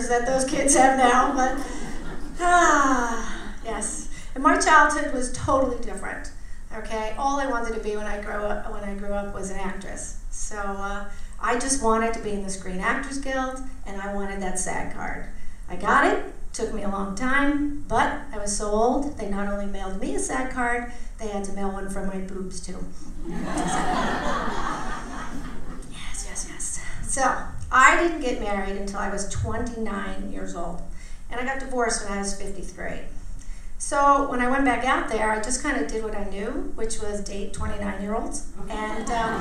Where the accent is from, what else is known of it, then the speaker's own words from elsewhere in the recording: Port Chester, New York, United States; moved away as an adult; also born or lived in Greenwich, Connecticut; I was an Italian from Port Chester, New York